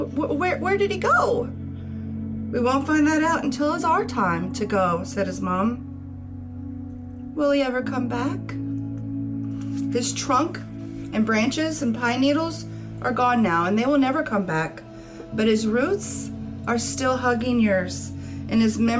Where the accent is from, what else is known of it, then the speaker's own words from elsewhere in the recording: Louisiana, United States; also born or lived in Chicago; now in Florida, United States; I'm in Florida from Louisiana